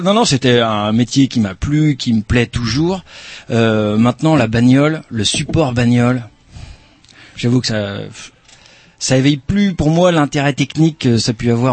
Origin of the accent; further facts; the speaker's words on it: Pays de la Loire, France; moved away; je suis né dans le Maine-et-Loire